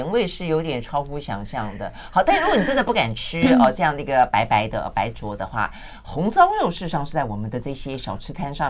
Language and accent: Chinese; southern Taiwan, Taiwan; 我虽然是南部长大的哈，嗯、但是呢，因为南部长大，小时候都在家里吃，